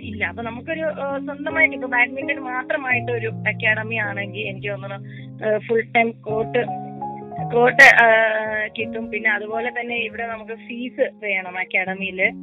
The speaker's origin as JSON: {"language": "Malayalam", "town": "Kozhikode", "region": "Kerala", "country": "India", "tie": "born or raised there", "said": "കോഴിക്കോട് ഇപ്പം indoor stadium corporation സ്റ്റേഡിയത്തിൽ ഞാൻ കളിച്ച് വളർന്ന സ്റ്റേഡിയത്തിൽ"}